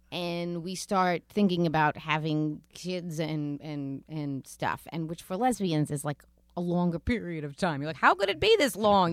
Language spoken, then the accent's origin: English; New York City, New York, United States; also born or lived in Rosedale, Queens / Broad Channel, Queens / Bridgehampton, Long Island; I grew up in Queens and didn't leave.